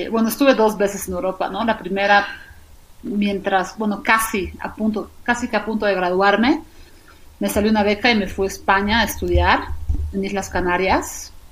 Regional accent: Sofia, Sofia City, Bulgaria; born there; yo nací en Bulgaria, en Sofía, Bulgaria, el 89.

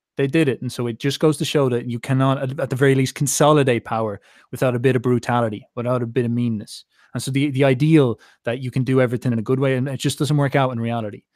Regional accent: Ireland; as an Irishman

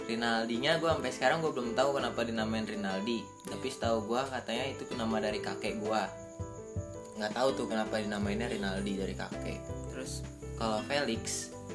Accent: Bogor, West Java, Indonesia; gue dari kecil di Campea SD di Campea

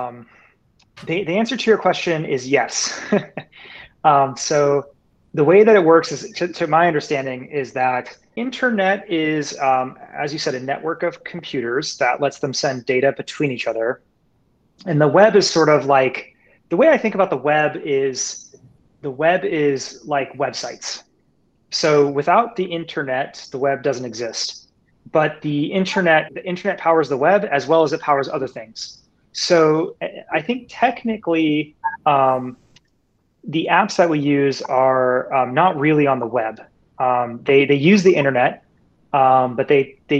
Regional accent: Tempe, Arizona, United States; My background is that I grew up in Tempe

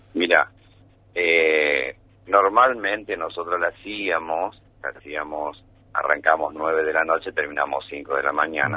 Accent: Buenos Aires, Argentina; now in Villa María, Argentina; yo soy de Buenos Aires, pero bueno, soy villamariense hace más de 30 años

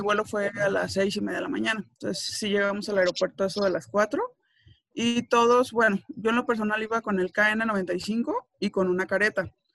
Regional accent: Tepic, Nayarit, Mexico; yo soy de Tepic

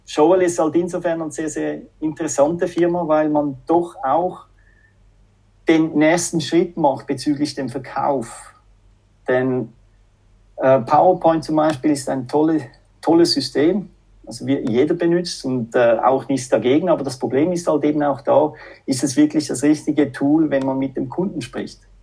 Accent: Zurich, Switzerland; accent: Swiss-French; moved away as an adult; also born or lived in Finland; now in Espoo, Finland; so einen schweiz-französischen Akzent. Ja, ich bin eben Doppelbürger, halb Schweizer, halb Franzose, aber ich bin aufgewachsen in Zürich

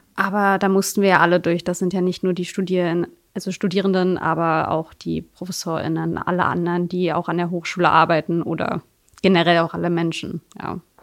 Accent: Magdeburg, Saxony-Anhalt, Germany; in meiner äh, alten Heimat, also Magdeburg trotzdem, ich komme auch aus Magdeburg, aber in Sudenburg

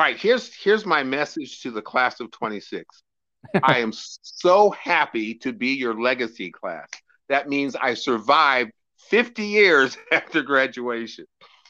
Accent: Sacramento, California, United States; In Sacramento, California.

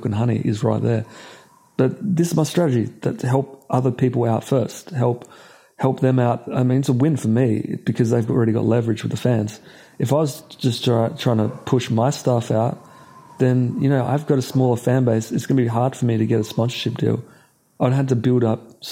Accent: Australia; I'm from Australia.

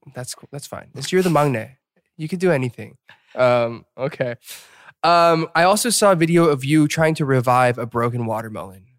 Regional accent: Atlanta, Georgia, United States; from Atlanta

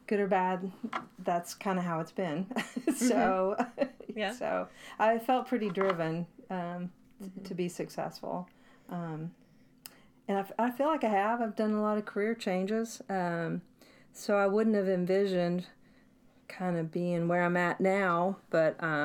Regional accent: the South, United States; accent: Southern; moved away as an adult; also born or lived in New Jersey / New York / Little Rock, Arkansas; my Southern accent

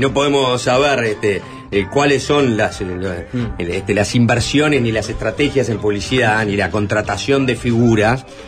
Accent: Uruguay; somos los uruguayos

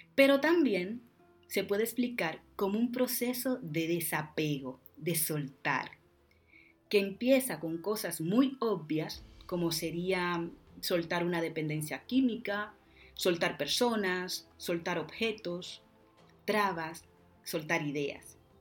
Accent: Dominican Republic; Como decimos en mi tierra, República Dominicana

